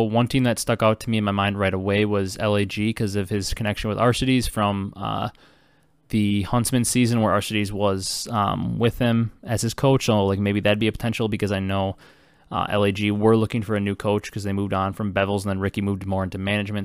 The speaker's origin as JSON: {"language": "English", "region": "Wisconsin", "country": "United States", "tie": "born or raised there", "said": "growing up in Wisconsin, not a Packer fan"}